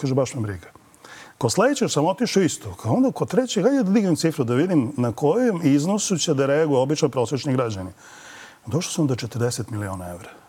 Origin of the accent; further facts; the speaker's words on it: Belgrade, Serbia; kod nas na Rakovici, mi iz Rakovice